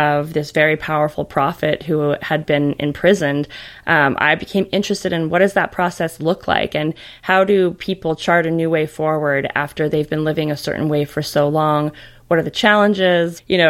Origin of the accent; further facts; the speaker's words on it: Salt Lake City, Utah, United States; So I grew up in Salt Lake City as a mainstream Mormon.